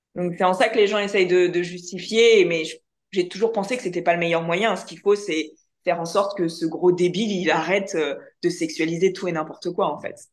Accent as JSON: {"language": "French", "country": "France", "accent": "French", "said": "avec mon accent français"}